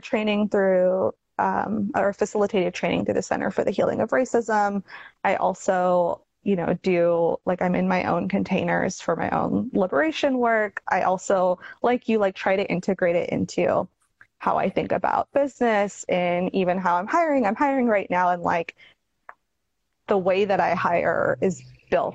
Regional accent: Toronto, Ontario, Canada; also born or lived in Chattanooga, Tennessee / Houston; now in Oregon, United States; growing up in Toronto, which is like extremely multicultural

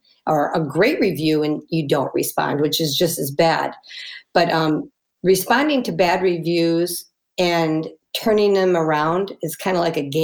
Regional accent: United States; we're so American

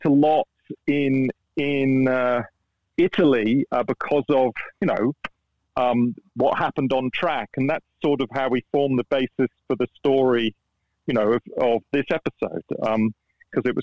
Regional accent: England, United Kingdom; first language English; Me being English and an English speaker.

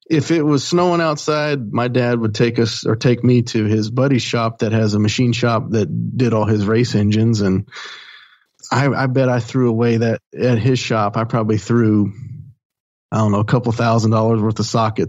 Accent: Eufaula, Alabama, United States; also born or lived in Gambrills, Maryland; now in Birmingham, United States; my mom moved to Alabama and little small town called Eufaula. And went to school there and graduated high school

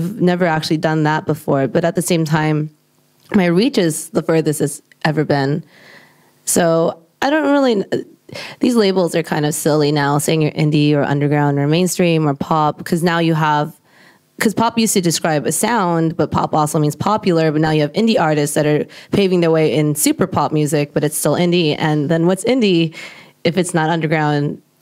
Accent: United States; I'm Asian American

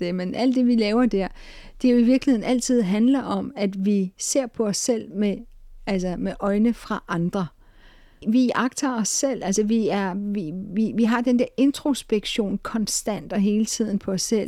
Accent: Denmark; Vi danskere

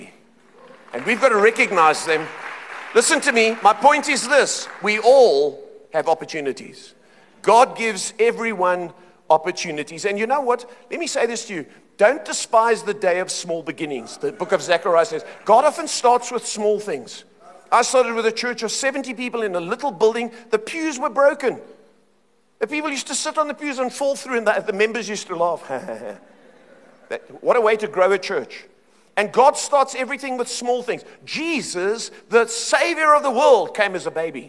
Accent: Cape Town, Western Cape, South Africa; moved away as an adult; now in Johannesburg, South Africa; I grew up in Cape Town

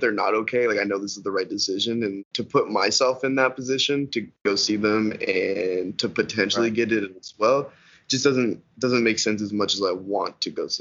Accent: Canada; being Canadian.

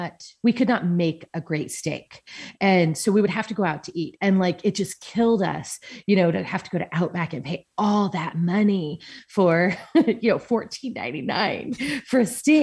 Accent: San Diego, California, United States; I did. Yeah. I grew up in San Diego.

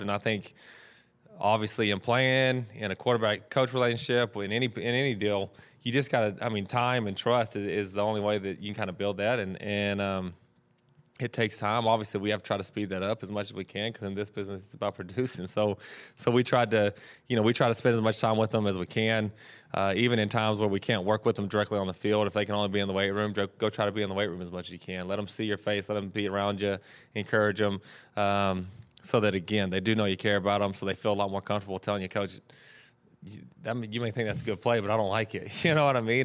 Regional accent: Texas, United States; moved away as an adult; now in California, United States

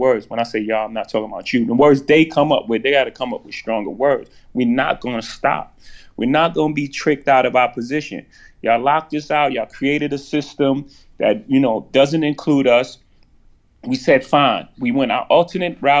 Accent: New York City, New York, United States; I come from Marcy Projects

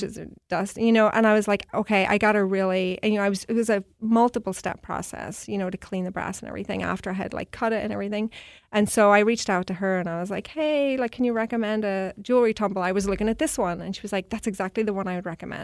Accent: Belfast, Northern Ireland, United Kingdom; moved away as an adult; also born or lived in New York; now in Seattle, United States; I'm from Belfast, Northern Ireland

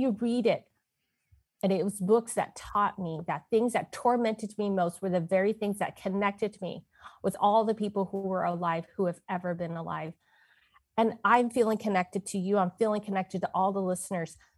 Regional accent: San Francisco, California, United States; I was born in San Francisco, Chinatown, to a male order bride.

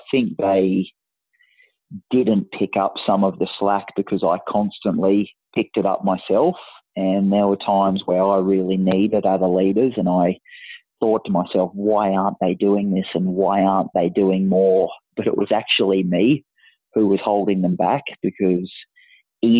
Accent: country Queensland, Australia; I was always one of the captains or the key players of representative teams in country Queensland

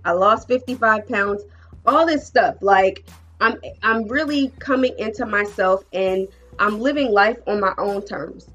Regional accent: New Jersey, United States; moved away; I'm from Jersey, right? Proud Jersey girl

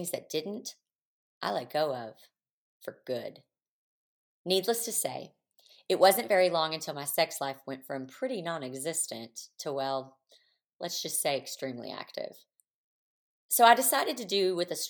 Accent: the Bible Belt, the South, United States; moved away; I'm from the Bible Belt

